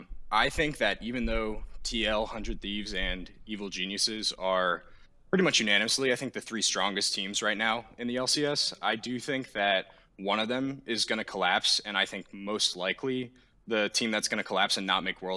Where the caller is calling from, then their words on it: Allentown, Pennsylvania, United States; I'm calling from Allentown, Pennsylvania.